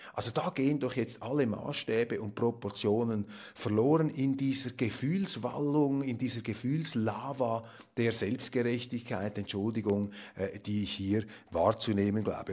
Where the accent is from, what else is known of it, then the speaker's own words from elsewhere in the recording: Zurich, Switzerland; als Zürcher